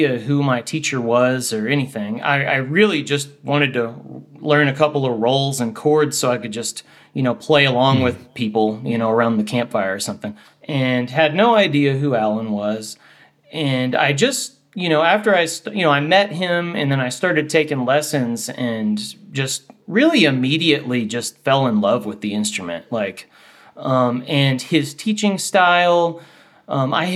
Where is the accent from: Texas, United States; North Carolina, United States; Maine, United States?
Texas, United States; Houston; now in Boulder, United States; I'm from Houston, Texas originally, and I live in Boulder, Colorado.